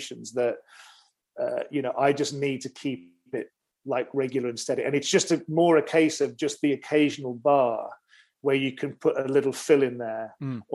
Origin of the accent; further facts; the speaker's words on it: Wolverhampton, West Midlands, United Kingdom; I used to go to my local library in my hometown of Wolverhampton.